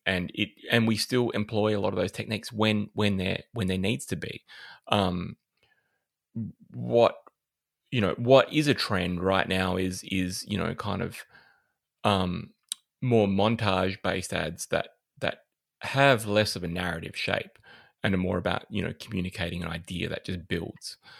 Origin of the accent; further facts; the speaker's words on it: Adelaide, South Australia, Australia; moved away; I'm originally from Adelaide